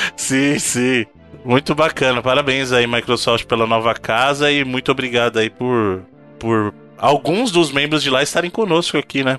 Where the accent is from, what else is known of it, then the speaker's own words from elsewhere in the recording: Bahia, Brazil; accent: baiano; moved away; also born or lived in Minas Gerais; Eu sou baiano com muito orgulho